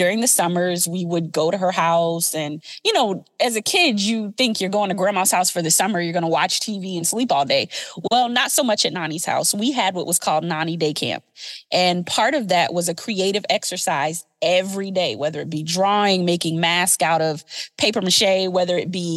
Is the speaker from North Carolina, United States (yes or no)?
no; Beaufort, South Carolina, United States; I'm from Beaufort, South Carolina